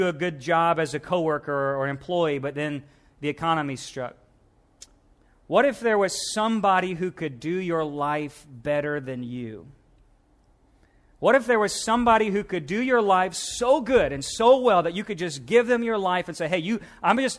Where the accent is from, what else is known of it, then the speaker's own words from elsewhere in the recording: Missouri, United States; now in Louisiana, United States; as a Missouri boy, now I'm from the South, but then I lived in Missouri most of my life and came back down